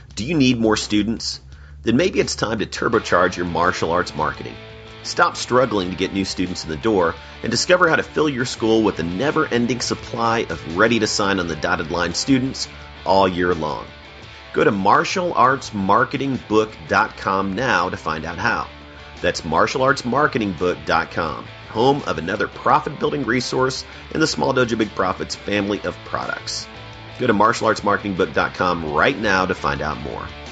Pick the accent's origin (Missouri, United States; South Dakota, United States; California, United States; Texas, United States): Missouri, United States; St. Louis; now in Austin, United States; I grew up around St. Louis